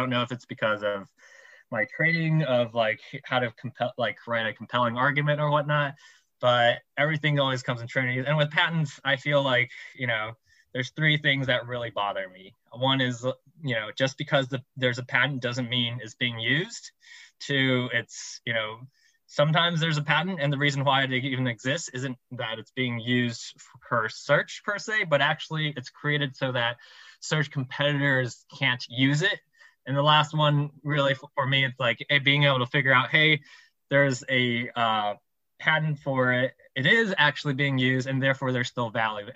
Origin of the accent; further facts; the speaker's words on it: Taiwan; I'm from Taiwan